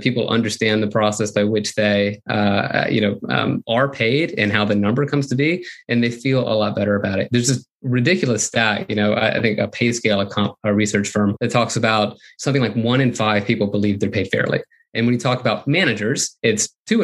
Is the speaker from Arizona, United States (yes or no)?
no; Florida, United States; I grew up in Florida